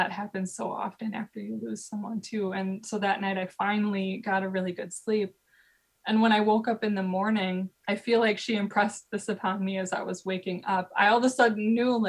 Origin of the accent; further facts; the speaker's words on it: Midwest, United States; growing up in the Midwest